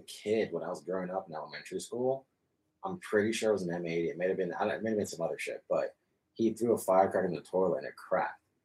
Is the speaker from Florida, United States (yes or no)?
yes; Florida, United States; moved away; I'm Hispanic, so I grew up in Florida